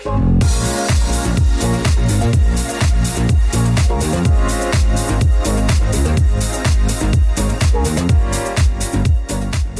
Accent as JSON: {"language": "English", "town": "La Habra", "region": "California", "country": "United States", "said": "I'm from La Habra"}